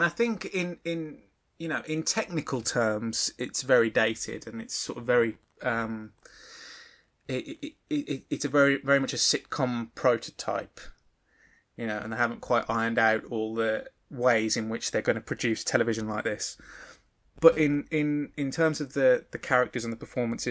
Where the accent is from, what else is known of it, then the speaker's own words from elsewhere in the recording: Birmingham, West Midlands, United Kingdom; I'm from Birmingham